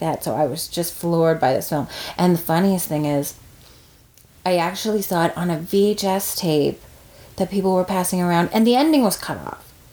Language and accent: English; Corner Brook, Newfoundland and Labrador, Canada; I'm from Cornerbrook, not St. John's